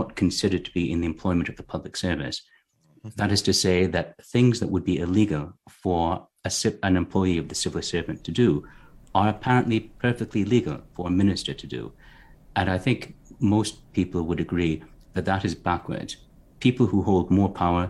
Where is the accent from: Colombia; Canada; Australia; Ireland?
Canada; as a Canadian